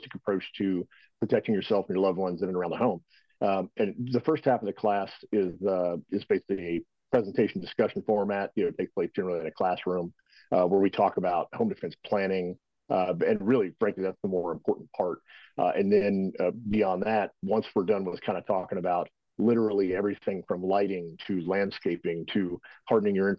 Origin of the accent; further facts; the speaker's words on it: Texas, United States; moved away as an adult; Originally, I was born and raised in Texas